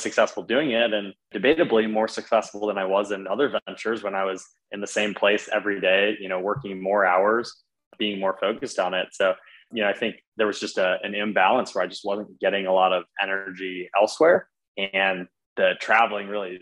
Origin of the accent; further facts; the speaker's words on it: Iowa City, Iowa, United States; moved away as an adult; also born or lived in Chicago; I grew up in Iowa City, Iowa, which many people think is Ohio, but grew up in the Midwest.